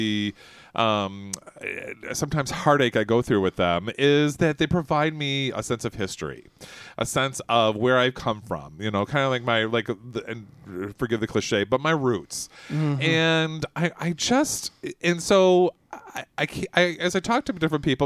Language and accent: English; Royal Oak, Michigan, United States; I was born in Royal Oak, Michigan